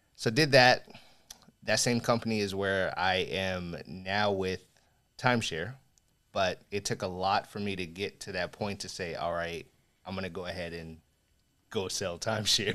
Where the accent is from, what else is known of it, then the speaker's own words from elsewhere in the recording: Las Vegas, Nevada, United States; I grew up in Vegas